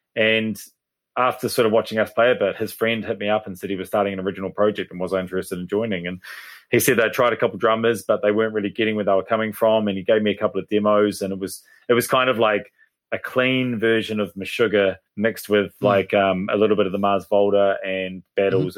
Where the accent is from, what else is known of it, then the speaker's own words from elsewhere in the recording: Hastings, Hawke's Bay, New Zealand; moved away as an adult; also born or lived in Melbourne, Australia; now in Papamoa, New Zealand; I'm from Hastings, so Hawke's Bay